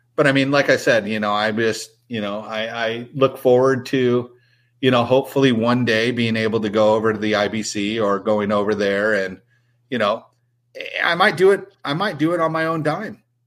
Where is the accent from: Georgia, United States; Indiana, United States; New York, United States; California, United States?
California, United States; San Diego; I grew up in San Diego